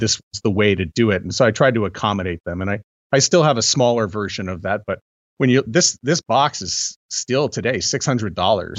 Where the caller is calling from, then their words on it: Canada; I'm calling in from Canada